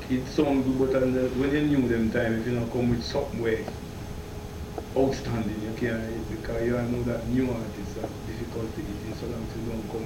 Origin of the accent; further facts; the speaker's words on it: Kingston, Jamaica; Kingston, Jamaica, in the heart of the city.